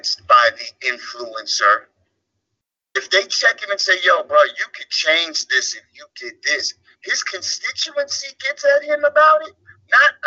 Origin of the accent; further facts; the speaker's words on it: Orange County, California, United States; moved away as an adult; also born or lived in Washington State / New York; I grew up in Orange County, California, which is a story in and of itself.